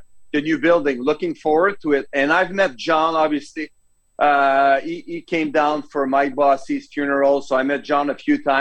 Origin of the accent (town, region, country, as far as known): Canada; accent: French; English is a second language